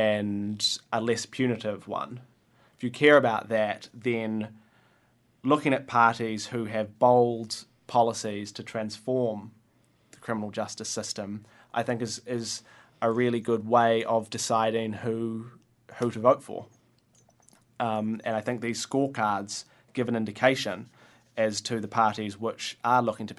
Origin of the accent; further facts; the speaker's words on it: Waiheke, Auckland, New Zealand; also born or lived in Dunedin, New Zealand; now in Wellington, New Zealand; I grew up on Waiheke in Auckland, and then I went down to Dunedin and studied law and history, and moved up to Wellington about a year and a half ago and started working here.